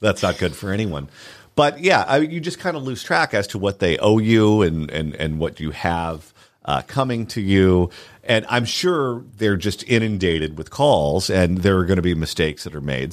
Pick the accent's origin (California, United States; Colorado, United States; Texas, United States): California, United States; Southern; I'm from Southern California